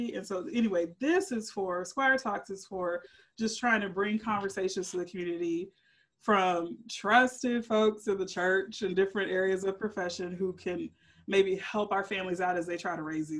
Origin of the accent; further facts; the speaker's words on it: Texas, United States; now in Tyler, United States; one of the beautiful things about Tyler, Texas, I'm growing. I'm a Texan